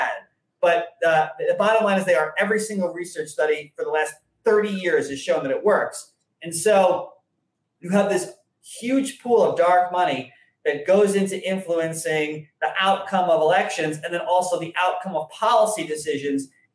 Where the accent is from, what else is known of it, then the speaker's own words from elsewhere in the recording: New York City, New York, United States; moved away as an adult; now in Florida, United States; I come from the Upper West Side of Manhattan, which is reputationally very, very blue.